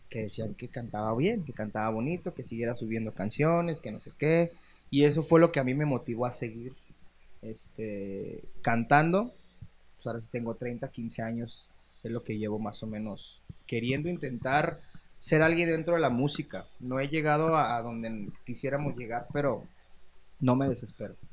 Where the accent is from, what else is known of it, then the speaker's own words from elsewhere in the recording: Guadalajara, Jalisco, Mexico; born there; Yo nací aquí en Guadalajara. Todos mis hermanos nacieron aquí en Guadalajara